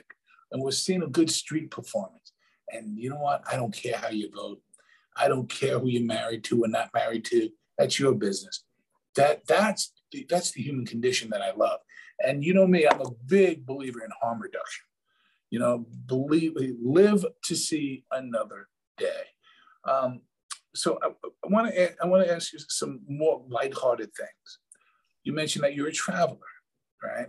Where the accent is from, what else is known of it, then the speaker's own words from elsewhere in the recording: New York City, New York, United States; moved away; born and raised in New York City